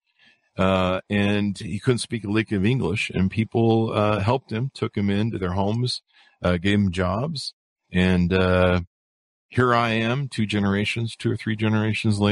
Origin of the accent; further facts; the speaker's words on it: California, United States; I grew up in California